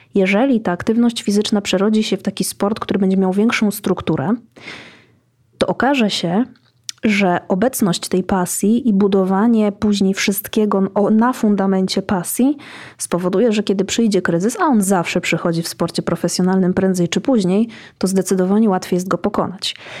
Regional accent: Iława, Warmian-Masurian Voivodeship, Poland; Urodziłam się w Iławie.

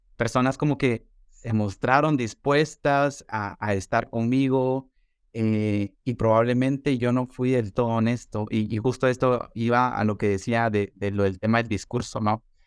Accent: Guatemala; also born or lived in Guatemala City; resido en la ciudad de Guatemala, soy publicista y soy comunicador de profesión y actualmente pues soy coordinador de medios eh, de comunicación eh, para marcas de consumo masivo en mi país

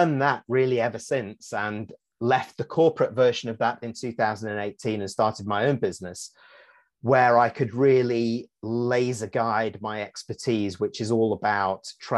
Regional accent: Manchester, North West England, United Kingdom; moved away; also born or lived in Singapore; I'm from Manchester in the UK, which is the north of England

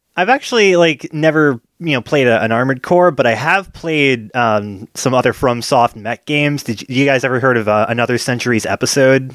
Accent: United States; my family had a cable subscription growing up in America

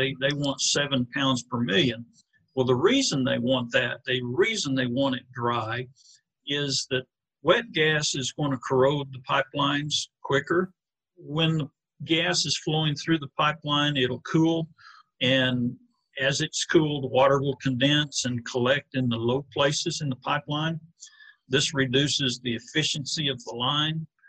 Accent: Thomas, Oklahoma, United States; also born or lived in Kansas / California / Burns Flat, Oklahoma / Cordell, Oklahoma; we grew up in Thomas, okay, Oklahoma

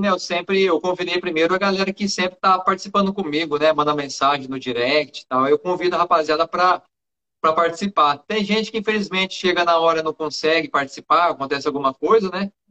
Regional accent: São José do Rio Preto, São Paulo, Brazil; Eu sou de São José do Rio Preto, interior de São Paulo.

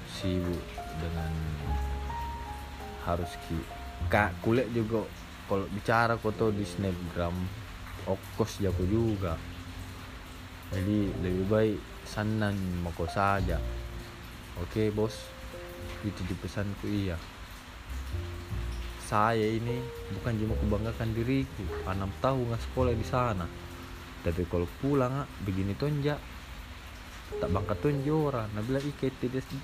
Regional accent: Makassar, South Sulawesi, Indonesia; accent: Makassar; kalau di Makassar bangga kita punya bahasa Makassar bangga kita punya logat Makassar saya bangga aja saya

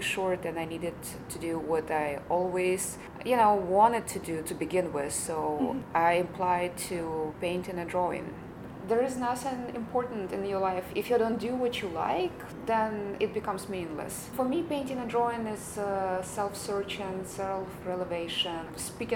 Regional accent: Ukraine; now in United States; I came here, you know, a while ago. I feel like I lived two lives. So I have a life in Ukraine and I have life here as an American

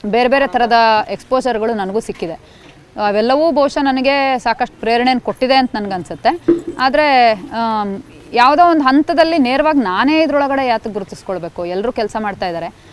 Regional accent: Koppa, Karnataka, India; ನಾನು ಹುಟ್ಟು ಬೆಳೆದಿದ್ದು ಚಿಕ್ಕಮಗಳೂರು ಜಿಲ್ಲೆಯಲ್ಲಿ ಚಿಕ್ಕಮಗಳೂರು ಜಿಲ್ಲೆ ಕೊಪ್ಪ

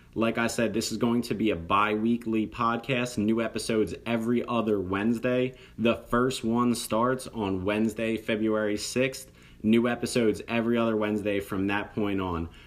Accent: New Jersey, United States; I'm from South Jersey, very close to the city of Philadelphia

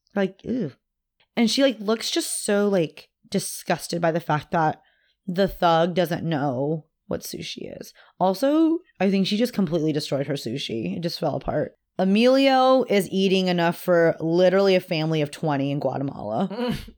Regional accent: Austin, Texas, United States; I was born in Austin.

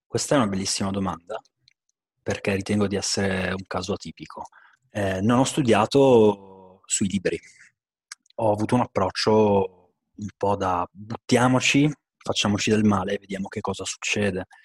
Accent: Bergamo, Lombardy, Italy; sono di Bergamo

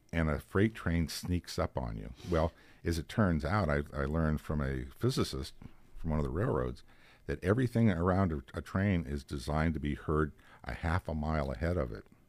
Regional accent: Girard, Pennsylvania, United States; all the years that I was in Girard, my hometown, I knew everybody that I buried

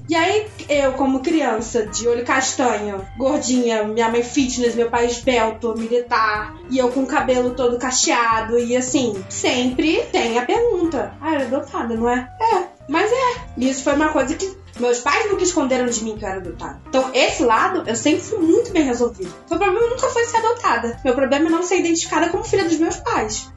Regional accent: Rio de Janeiro, Brazil; now in São Paulo, Brazil; Eu sou carioca

